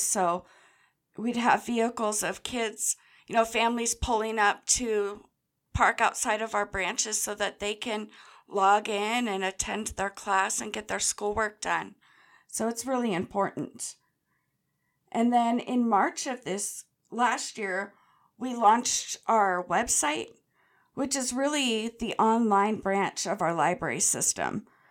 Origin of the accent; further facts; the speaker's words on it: Grants Pass, Oregon, United States; This Grants Pass branch, I've grown up in the area